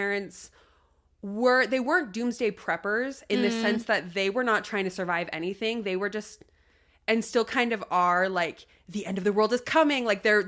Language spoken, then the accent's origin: English; Utah, United States; also born or lived in Wyoming; I was in Utah, and okay, we lived in Wyoming before that. We always just moved around a lot. So gotcha, there was nowhere gotcha. I really grew up, but I did all of my like 12 to 18 here